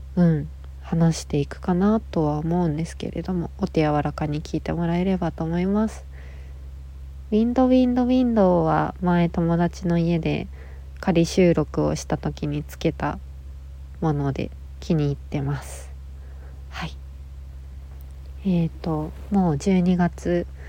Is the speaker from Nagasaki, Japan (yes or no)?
yes; Nagasaki, Japan; now in Tokyo, Japan; 1994年長崎県生まれのえっと女の子です